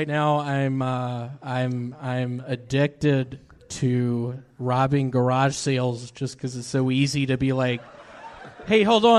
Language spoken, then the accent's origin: English; Memphis, Tennessee, United States; Memphis, Tennessee.